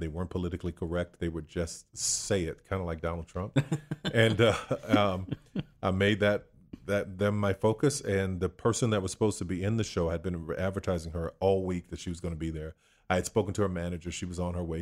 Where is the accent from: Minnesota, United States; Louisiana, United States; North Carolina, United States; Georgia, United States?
Louisiana, United States; New Orleans; Born and raised in New Orleans, Louisiana